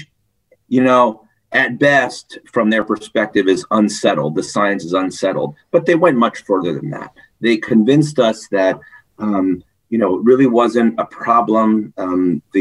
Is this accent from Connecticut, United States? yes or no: yes; Connecticut, United States; I was born and raised in Connecticut.